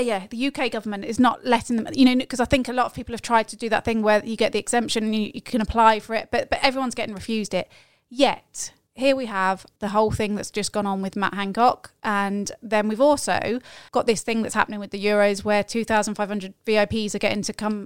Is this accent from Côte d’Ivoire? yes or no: no; United Kingdom; moved away as an adult; us as British expats